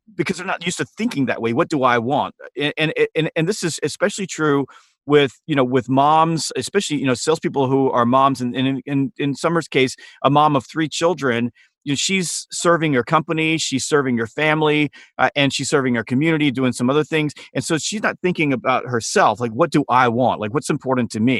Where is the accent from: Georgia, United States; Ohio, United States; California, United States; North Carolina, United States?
Georgia, United States; Harlem; I grew up in a small town called Harlem, Georgia